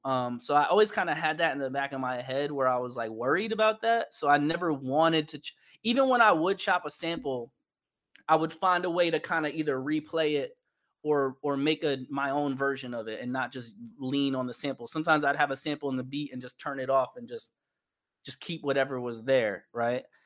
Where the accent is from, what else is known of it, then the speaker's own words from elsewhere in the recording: New York, United States; moved away as an adult; now in Los Angeles, United States; currently I live in Los Angeles, and I'm born and raised in New York